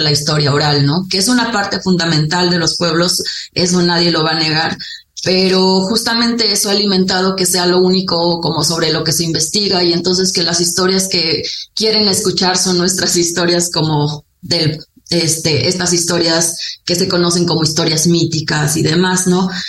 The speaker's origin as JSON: {"language": "Spanish", "region": "Sierra of Durango", "country": "Mexico", "said": "yo soy Odam, soy de la sierra eh, de lo que hoy se conoce como el Gran Nayar, que es entre los límites de Durango, Zacatecas, Jalisco y Nayarit"}